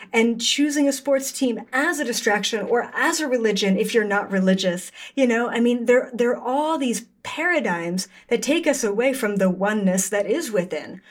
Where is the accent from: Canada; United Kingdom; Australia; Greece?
Canada; I'm Canadian